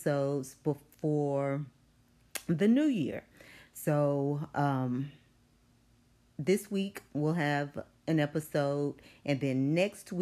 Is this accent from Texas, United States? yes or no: yes; Longview, Texas, United States; moved away; my hometown of Longview